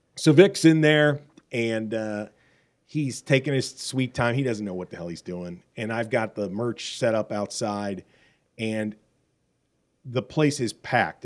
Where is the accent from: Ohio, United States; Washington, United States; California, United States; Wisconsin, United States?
Wisconsin, United States; Milwaukee; moved away; I was from Milwaukee